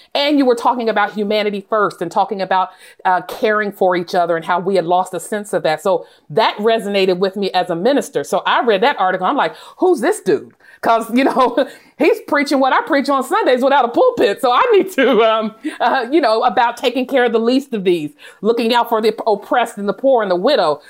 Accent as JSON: {"language": "English", "town": "Portsmouth", "region": "Ohio", "country": "United States", "tie": "born or raised there", "moved": "yes", "lives_now": "Washington, DC, United States", "said": "growing up in Ohio, it was a, a nice experience, small town, actually in Appalachia on the river, a small town called Portsmouth"}